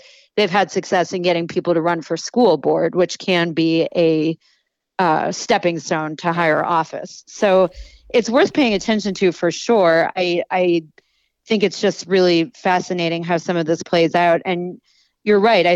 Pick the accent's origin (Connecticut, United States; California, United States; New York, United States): New York, United States; Buffalo; Erie County in Western New York, which is where I grew up. I grew up in Buffalo